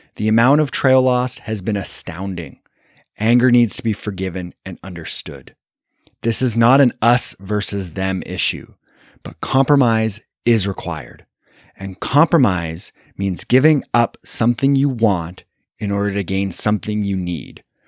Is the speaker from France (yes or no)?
no; Canada; I'm Canadian